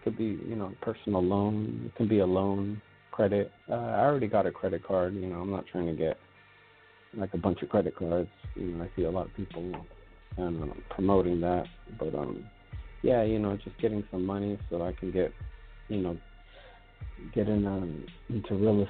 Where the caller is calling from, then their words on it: California, United States; I'm out in California.